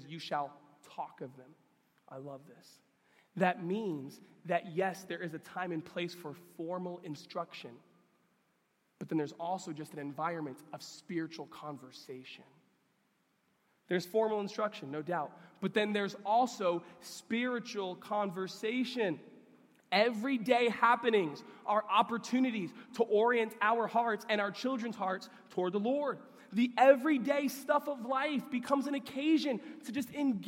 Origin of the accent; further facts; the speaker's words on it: New York, United States; I grew up in New York